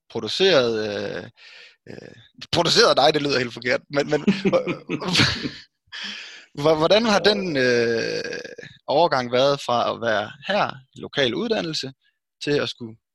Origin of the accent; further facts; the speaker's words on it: West Jutland, Central Denmark Region, Denmark; moved away as an adult; also born or lived in Australia; Jeg er øh, født og opvokset i Vestjylland. Det er jo lige præcis det. Mere præcis Tjerborg, og øh, har jo faktisk taget en uddannelse her på stedet.